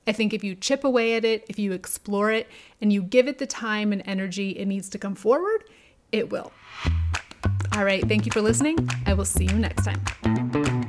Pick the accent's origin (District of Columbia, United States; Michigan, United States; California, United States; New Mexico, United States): New Mexico, United States; Albuquerque; I grew up in New Mexico, in Albuquerque